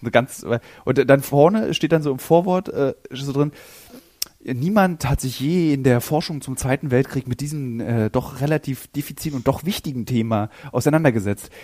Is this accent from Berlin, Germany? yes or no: yes; Berlin, Germany